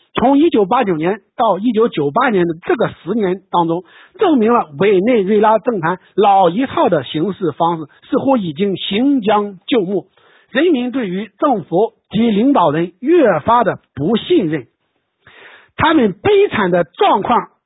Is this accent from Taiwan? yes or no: no; China; 我们中国人